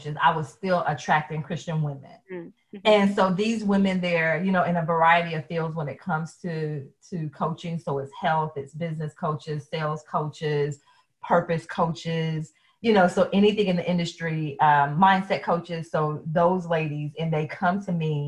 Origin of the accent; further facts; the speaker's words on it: the South, United States; I am from the South, and yes, mom was in church all the time